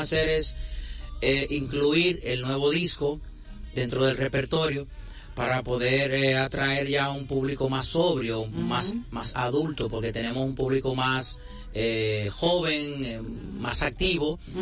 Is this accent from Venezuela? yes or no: no; Dominican Republic; moved away; also born or lived in Ukraine / Spain; soy dominicano